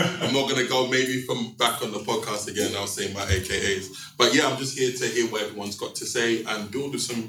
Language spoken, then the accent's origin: English; London, United Kingdom; from Hackney, 38 years old.